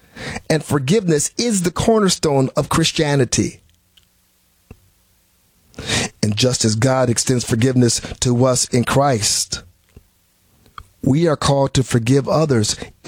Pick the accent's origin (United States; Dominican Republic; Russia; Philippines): United States; Milwaukee, Wisconsin; I'm from Milwaukee, Wisconsin originally.